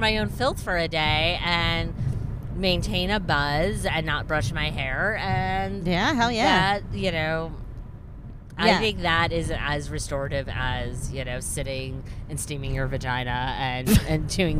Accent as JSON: {"language": "English", "country": "United States", "tie": "born or raised there", "also_born_or_lived": "New York City", "said": "I grew up in the New York media market, like right outside of New York City."}